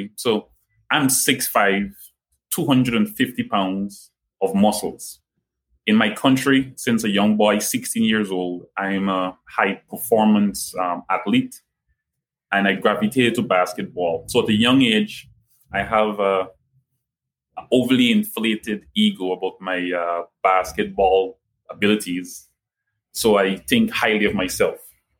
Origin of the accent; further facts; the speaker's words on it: Guyana; accent: Guyanese; moved away; also born or lived in St. Lucia / United States; I was born in Guyana. I'm also a citizen of St. Lucia, and I'm an American.